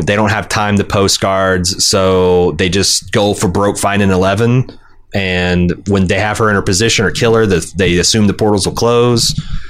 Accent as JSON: {"language": "English", "town": "Anderson", "region": "Indiana", "country": "United States", "tie": "born or raised there"}